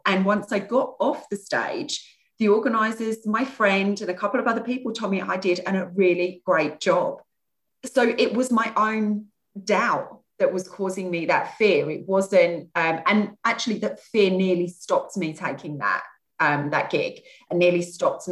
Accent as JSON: {"language": "English", "area": "Kent", "region": "South East England", "country": "United Kingdom", "said": "I come from Kent."}